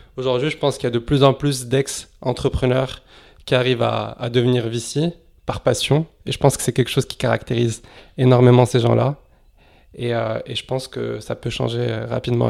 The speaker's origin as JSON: {"language": "French", "town": "Casablanca", "region": "Casablanca-Settat", "country": "Morocco", "tie": "born or raised there", "also_born_or_lived": "Lyon, France", "moved": "as an adult", "lives_now": "France", "said": "j'ai grandi à Casablanca, au Maroc, où, où j'ai fait mon lycée euh, là-bas, au lycée Lyoté. je suis arrivé ensuite en France à, l'âge de 18 ans"}